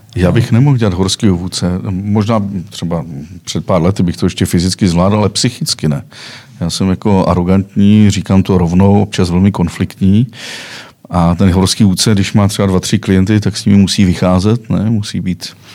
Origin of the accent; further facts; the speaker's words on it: Czechia; jsem Čech